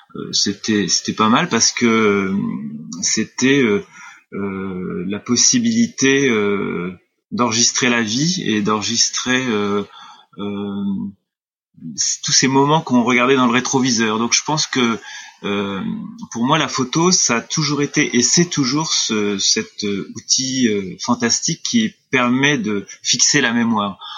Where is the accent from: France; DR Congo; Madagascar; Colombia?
France; Clermont; moved away as an adult; also born or lived in Amiens / Arles; ma ville natale qui était Clermont